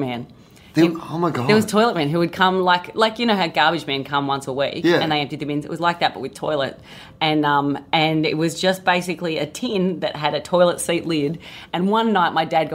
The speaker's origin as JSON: {"language": "English", "area": "Central Coast", "region": "New South Wales", "country": "Australia", "tie": "born or raised there", "also_born_or_lived": "Sydney", "moved": "yes", "said": "I'm from the Central Coast, so it's a little coastal town, it's a beach town"}